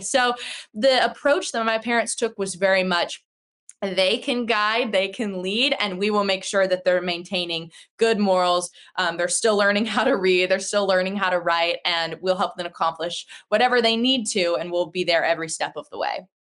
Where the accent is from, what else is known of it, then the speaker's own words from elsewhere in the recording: Houston, Texas, United States; I was born in Houston, like in the city. And when I was like maybe three years old, my parents moved out to the outskirts of Houston.